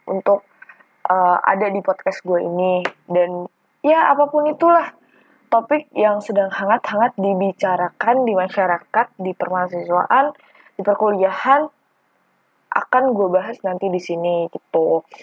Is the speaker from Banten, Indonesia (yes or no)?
yes; Tangerang, Banten, Indonesia; now in Malang, Indonesia; gue adalah mahasiswa perantau dari Tangerang ke Malang untuk kuliah.